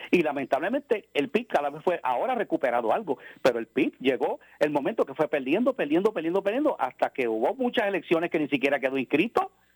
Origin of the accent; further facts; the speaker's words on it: Puerto Rico; somos ciudadanos americanos, estadounidenses, ¿no? Pero por el hecho de vivir en el territorio de Puerto Rico